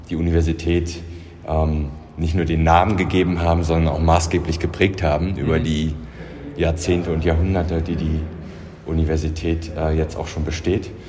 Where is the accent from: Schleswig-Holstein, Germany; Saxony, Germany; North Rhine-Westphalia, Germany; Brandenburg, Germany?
Brandenburg, Germany; Also ich bin äh, quasi südlich von Berlin aufgewachsen und bin hierher gekommen